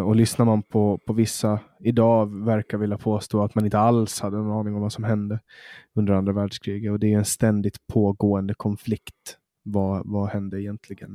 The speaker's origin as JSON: {"language": "Swedish", "region": "Åland", "country": "Finland", "said": "Alltså vi är ju en minoritet, vi ålänningar. Vi är ju svenskspråkiga finländare."}